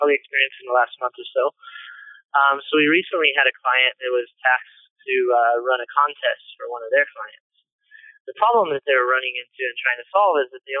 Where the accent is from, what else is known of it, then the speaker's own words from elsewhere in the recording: Fullerton, California, United States; I was born and raised in Southern California, Fullerton to be exact.